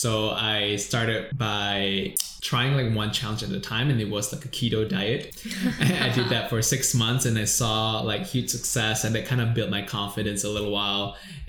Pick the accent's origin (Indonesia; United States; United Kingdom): Indonesia; now in Singapore; I came from Indonesia, lived here for 10 years in Singapore